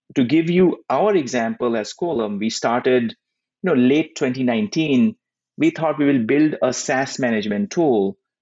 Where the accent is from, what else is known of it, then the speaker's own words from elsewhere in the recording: India; moved away as an adult; now in United States; as a kid growing up in India